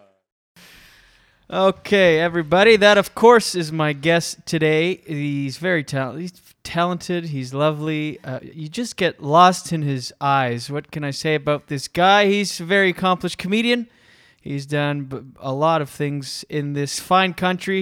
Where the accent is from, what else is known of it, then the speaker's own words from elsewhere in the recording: Moncton area, New Brunswick, Canada; now in Toronto, Canada; I'm from Skiduk, so Moncton. That's my hometown